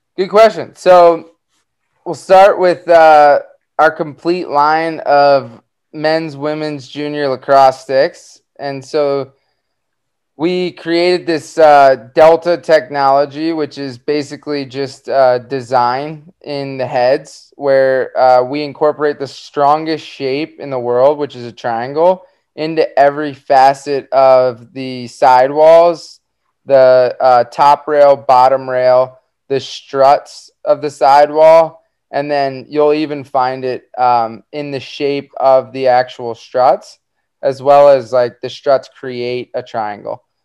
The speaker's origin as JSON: {"language": "English", "town": "Jupiter", "region": "Florida", "country": "United States", "tie": "born or raised there", "said": "growing up in South Florida"}